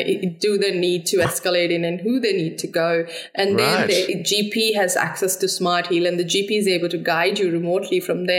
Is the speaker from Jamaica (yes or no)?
no; Amritsar, Punjab, India; moved away as an adult; also born or lived in Delhi; I've grown up in northern part of India, Punjab, Amritsar